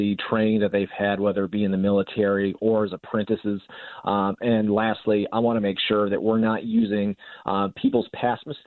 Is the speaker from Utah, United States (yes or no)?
yes; Utah, United States; Utah, I mean, I can't speak highly enough about my home state